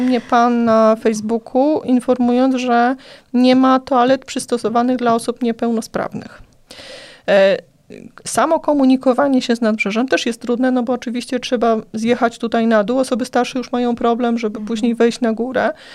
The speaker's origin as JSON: {"language": "Polish", "town": "Płock", "region": "Masovian Voivodeship", "country": "Poland", "said": "u nas w Płocku"}